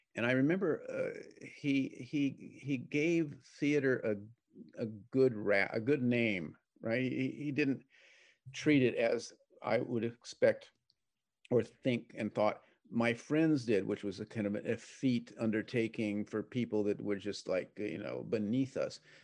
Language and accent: English; San Diego, California, United States; I grew up in San Diego as a sailor